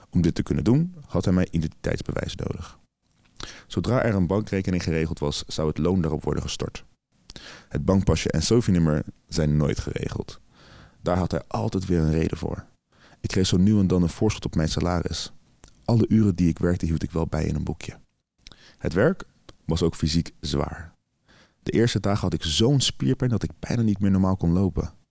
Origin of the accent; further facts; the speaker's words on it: Bulgaria; Dutch is a second language; now in Netherlands; Voor Nederlandse begrippen is dat weinig, maar het was meer dan wat ik in Bulgarije zou verdienen. Waar ik vandaan kom is sowieso weinig werk.